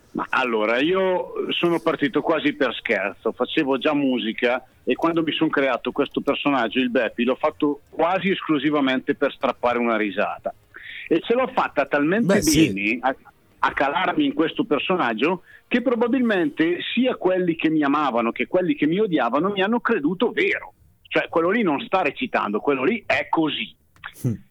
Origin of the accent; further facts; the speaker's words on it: Bergamo, Lombardy, Italy; io da bergamasco dialettale